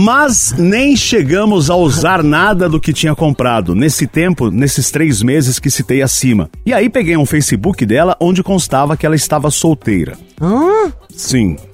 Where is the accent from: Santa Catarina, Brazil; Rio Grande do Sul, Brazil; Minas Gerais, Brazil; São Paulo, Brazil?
Santa Catarina, Brazil; tenho 29 anos, sou de Santa Catarina, signo de peixes.